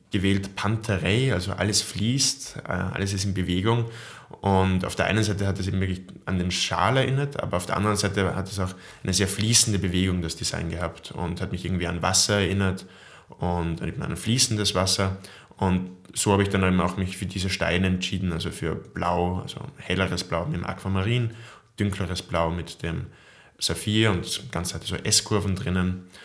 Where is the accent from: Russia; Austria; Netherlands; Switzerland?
Austria; wenn man eben alleine in den USA ist, als Österreicher, hat man eine gewisse Verbundenheit zu Leuten, die die gleiche Sprache sprechen